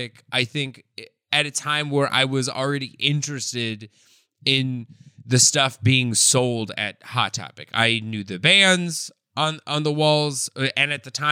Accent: Denver, Colorado, United States; I grew up in Denver, Colorado

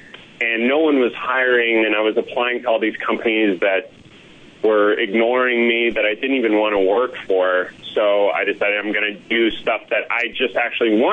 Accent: Colorado, United States; moved away as an adult; also born or lived in Silicon Valley; I'm from Colorado, and I moved out to Silicon Valley

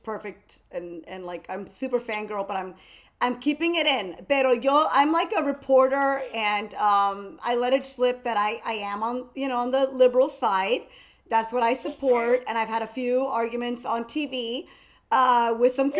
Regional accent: Miami, Florida, United States; I'm from Miami. I'm a Cubana from Miami.

